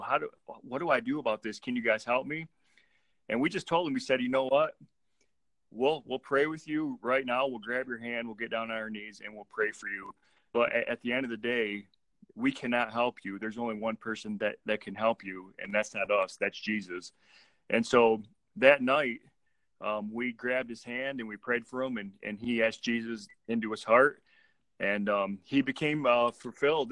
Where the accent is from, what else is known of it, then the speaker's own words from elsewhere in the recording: Michigan, United States; we're from Michigan